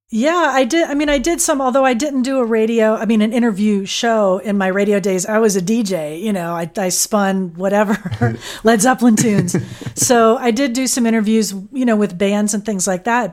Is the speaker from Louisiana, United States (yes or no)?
no; Fort Lauderdale, Florida, United States; I grew up in Fort Lauderdale